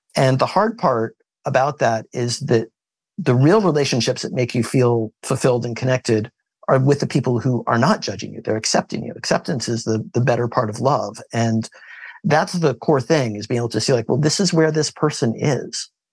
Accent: Kansas, United States; I was born in Kansas

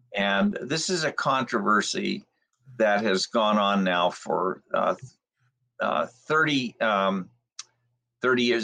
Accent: Alhambra, California, United States; I was born in Los Angeles County in the city of Alhambra, and um, I lived in some of the smoggiest areas of Los Angeles in the middle of the 20th century

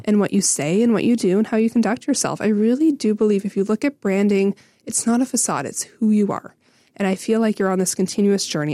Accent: Renfrew, Ontario, Canada; I grew up in Renfrew

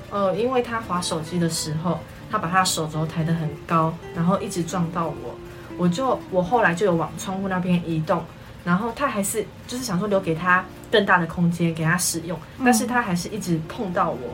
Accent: New Taipei, Taiwan; 我来自于新北市的树林区

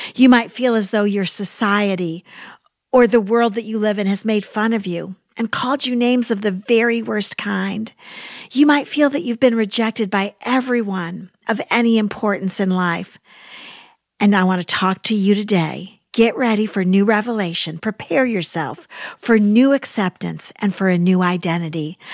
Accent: United States; I love being an American

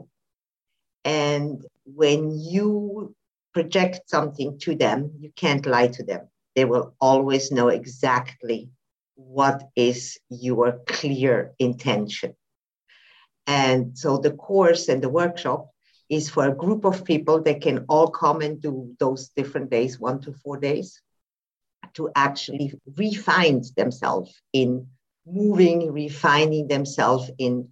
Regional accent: Switzerland; now in Spain; I live in Spain at the moment, but I'm also from Switzerland.

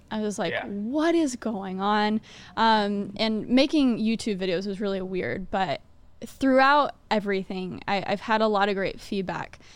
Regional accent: Dallas, Texas, United States; also born or lived in Manhattan; now in New York, United States; I'm from Dallas, Texas

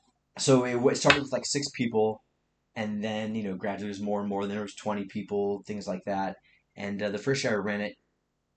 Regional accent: Tennessee, United States; I'm from Tennessee

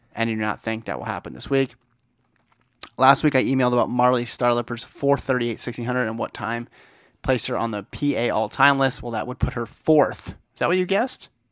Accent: East Bay, California, United States; growing up in the East Bay

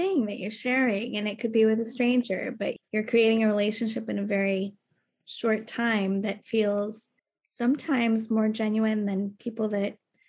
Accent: Texas, United States; now in New York, United States; I am a Texan.

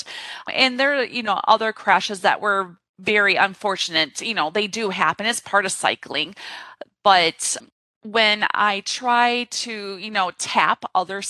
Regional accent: Corpus Christi, Texas, United States; I grew up in Corpus Christi, Texas

